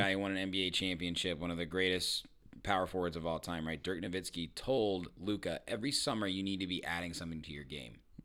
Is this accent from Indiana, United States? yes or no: yes; Indiana, United States; I'm from Indiana.